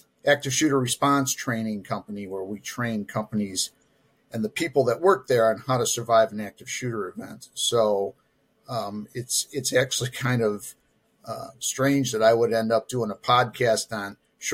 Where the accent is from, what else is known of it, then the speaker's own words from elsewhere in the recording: Chicago, Illinois, United States; also born or lived in Texas; So I'm from the Chicago area. I was born actually in Texas, but moved up here to Illinois with my folks before I was one, and I've been here ever since